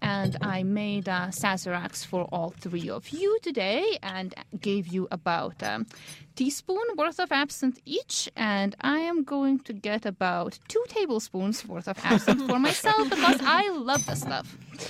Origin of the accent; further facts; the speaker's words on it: Lithuania; now in United States; Basically, in Lithuania, I knew I wanted to do some sort of medicine or science.